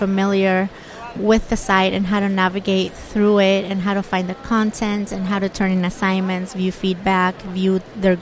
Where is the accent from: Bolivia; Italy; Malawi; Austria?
Bolivia; now in United States; I was born and raised in Bolivia, South America. And 16 years ago, I came to America to go to school